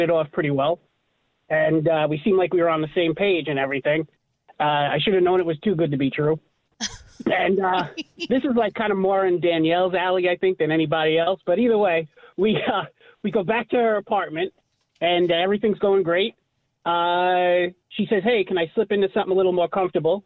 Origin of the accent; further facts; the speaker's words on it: Long Island, New York, United States; I'm from Long Island